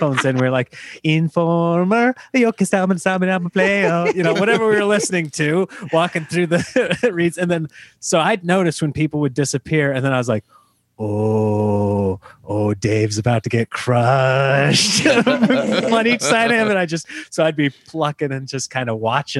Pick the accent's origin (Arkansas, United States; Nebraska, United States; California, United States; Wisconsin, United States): Nebraska, United States; everybody growing up in Nebraska, everybody had the Husker one.